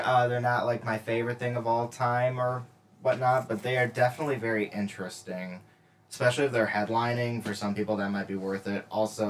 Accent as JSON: {"language": "English", "town": "Buffalo", "region": "New York", "country": "United States", "said": "I'm from Buffalo, man."}